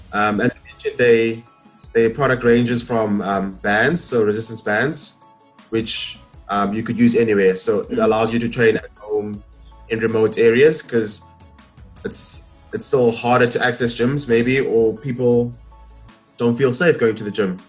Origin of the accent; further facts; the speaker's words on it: Port Elizabeth, Eastern Cape, South Africa; I'm born and raised in Port Elizabeth.